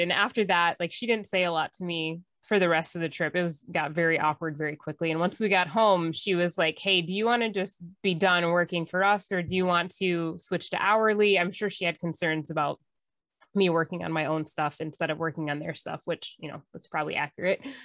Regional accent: northern Minnesota, United States; I grew up in northern Minnesota on a lake in the woods

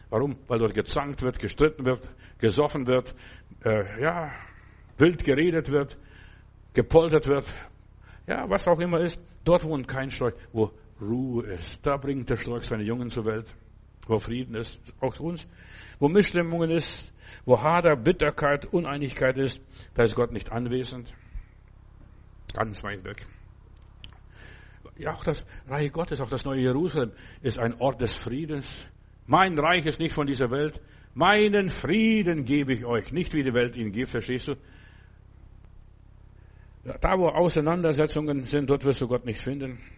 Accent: Klaipėda, Klaipėda County, Lithuania; Als ich jetzt in, vor Jahren mal in Memel, da wo ich herkomme, war und die Gegend besucht habe

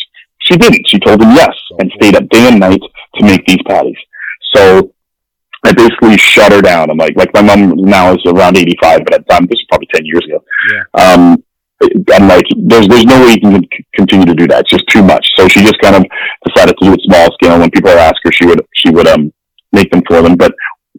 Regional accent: Winnipeg, Manitoba, Canada; also born or lived in London, England; I was born in London, England. And then I moved to Winnipeg when I was 5

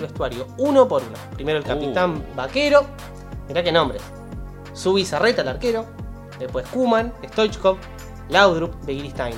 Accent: Uruguay; equipos uruguayos, de donde somos nosotros

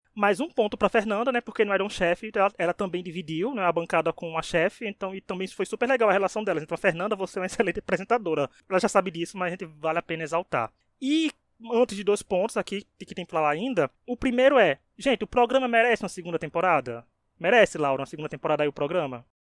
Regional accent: Northeast Region, Brazil; não, é o Nordeste é meu país

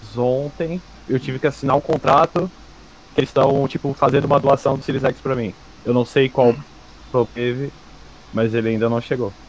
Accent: South Region, Brazil; Como eu sou do sul, a gente fala uh, bolacha.

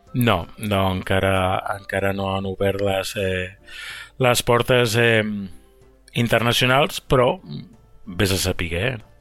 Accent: Barcelona, Catalonia, Spain; moved away; sóc de Barcelona

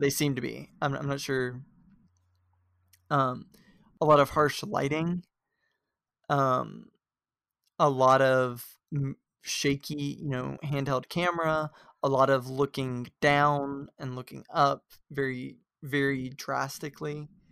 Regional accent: the South, United States; we come from the South

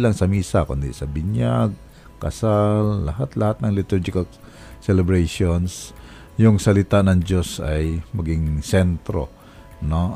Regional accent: Romblon, Mimaropa, Philippines; moved away; Sa amin, sa amin sa Romblon eh, magkadikit lang na bayan

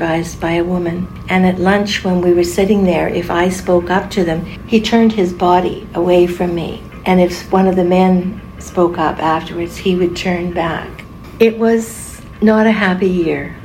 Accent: Winnipeg, Manitoba, Canada; moved away; also born or lived in Port Williams, Nova Scotia; I was born in Winnipeg, Manitoba on March 24th, 1943.

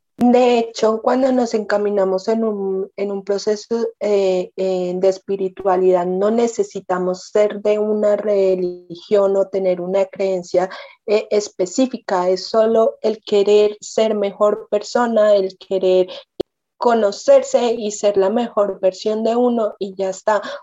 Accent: Manizales, Caldas, Colombia; nosotras eh, somos de Manizales, eh, Caldas, Colombia

